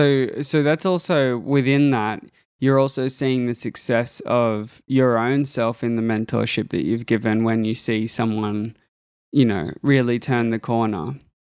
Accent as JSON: {"language": "English", "country": "Australia", "said": "I'm from Australia."}